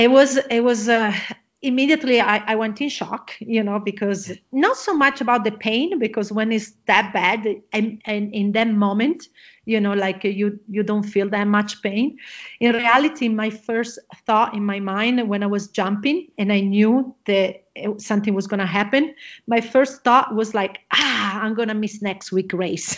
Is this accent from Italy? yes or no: yes; Italy; English is a second language; moved away; I am originally from Italy. You probably gonna hear my accent